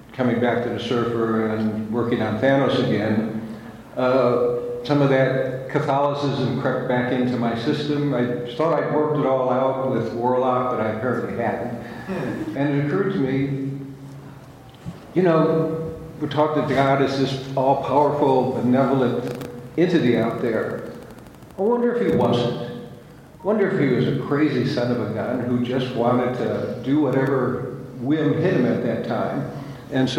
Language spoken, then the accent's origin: English; Detroit, Michigan, United States; I was from Detroit in the assembly line